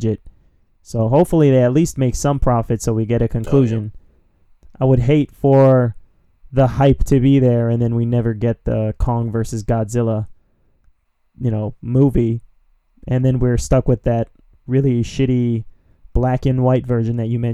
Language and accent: English; Philadelphia, Pennsylvania, United States; moved away; When I used to live in my hometown of Philadelphia, shout-outs to Philly